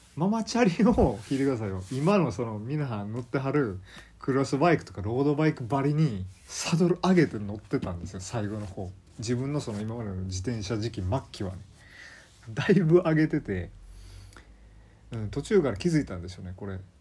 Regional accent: Kansai, Japan; accent: Kansai dialect; also born or lived in Kanto; 5歳まであの完全に関東圏で住んでまして、まあ、そこで要するあのマザータウン母語を習得してでなんか訳も分からず急に親のあの父祖の地である関西ですね。近畿の方に連れてこられて

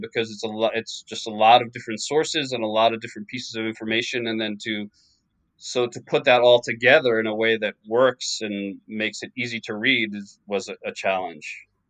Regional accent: New York, United States; I grew up in in New York.

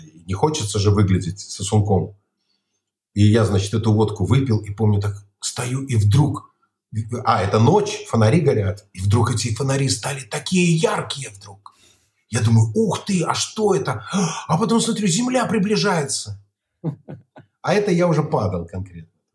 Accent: Barysaw, Minsk Region, Belarus; also born or lived in Kopyl; я из Борисова, у меня баба, мама из Кополя

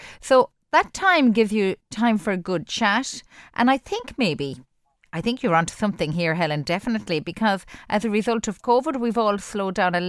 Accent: Ireland; I'm from rural Ireland myself

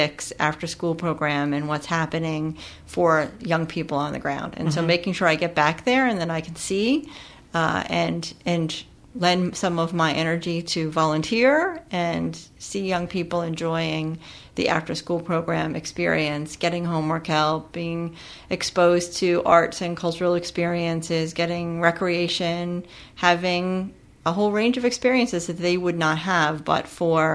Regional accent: Pennsylvania, United States; I grew up in Pennsylvania in in a rural community

